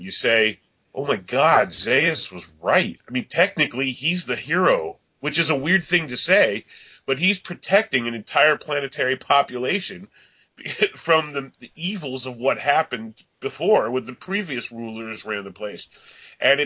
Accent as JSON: {"language": "English", "region": "upstate New York", "country": "United States", "tie": "born or raised there", "said": "I grew up in New York, and in upstate New York"}